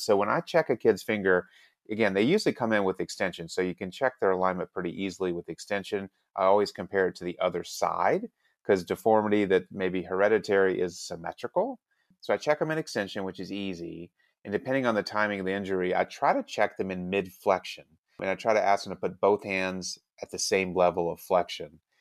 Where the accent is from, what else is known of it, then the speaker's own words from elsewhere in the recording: Alabama, United States; I'm from Alabama